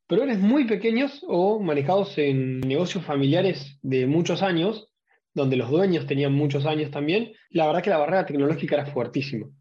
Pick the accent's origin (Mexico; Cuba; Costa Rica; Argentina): Argentina; Rosario, Santa Fe; now in Neuquén, Argentina; soy de acá de Argentina, Nací en Rosario, viviendo en Neuquén.